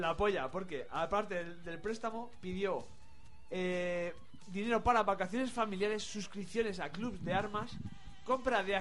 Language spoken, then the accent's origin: Spanish; Madrid, Community of Madrid, Spain; porque soy de Villaverde.